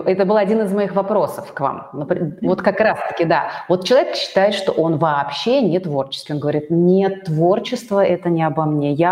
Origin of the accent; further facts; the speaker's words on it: Russia; Мало того, что я вообще, я татарка да, и русское творчество, как бы я люблю его, все, но я как бы у меня нас дома никто русские народные песни не пел.